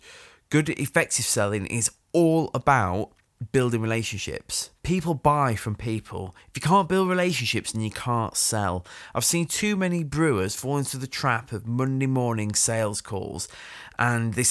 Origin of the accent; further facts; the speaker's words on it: Sheffield, Yorkshire and the Humber, United Kingdom; I'm from Sheffield